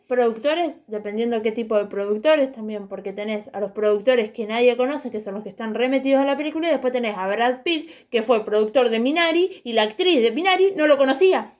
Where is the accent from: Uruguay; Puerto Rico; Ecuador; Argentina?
Argentina; nosotros como argentinos